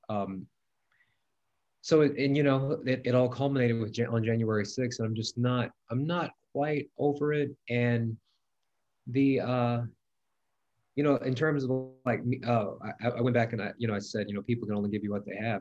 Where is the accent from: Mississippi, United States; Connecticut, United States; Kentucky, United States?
Mississippi, United States; i'm from mississippi i've been friends with republicans grew up with republicans all my life